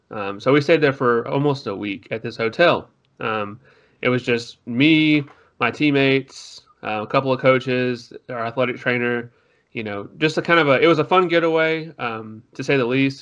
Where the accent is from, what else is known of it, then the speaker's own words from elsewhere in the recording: Tyler, Texas, United States; I am from Tyler, Texas, which is about two hours, maybe an hour and a half away from Dallas